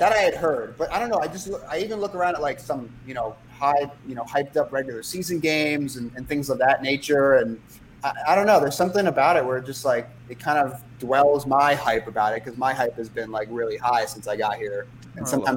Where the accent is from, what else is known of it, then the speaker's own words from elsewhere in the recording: New York, United States; I'm from New York